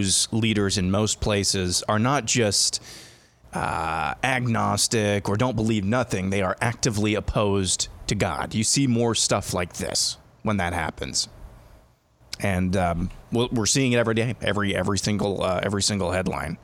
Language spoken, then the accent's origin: English; Lamoni, Iowa, United States; my hometown of Lamoni